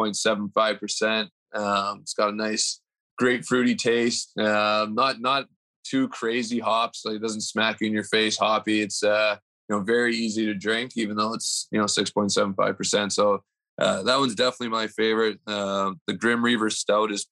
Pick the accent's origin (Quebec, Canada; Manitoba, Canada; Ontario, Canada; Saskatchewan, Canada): Manitoba, Canada; Winnipeg; moved away as an adult; also born or lived in St. Louis / Las Vegas; Winnipeg, in my hometown